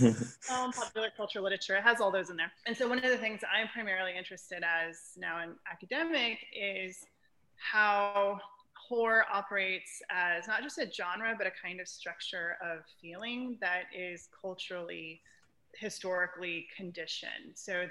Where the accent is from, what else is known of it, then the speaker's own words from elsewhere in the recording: San Antonio, Texas, United States; I'm also mixed heritage Mexican-American. I grew up in San Antonio, which if you don't know, is the second most haunted city in the United States.